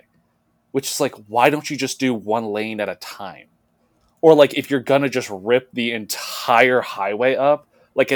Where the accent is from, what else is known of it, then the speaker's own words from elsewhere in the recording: New Jersey, United States; We're both from Jersey